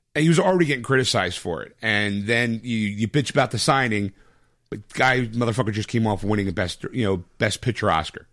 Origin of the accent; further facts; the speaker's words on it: United States; I'm an American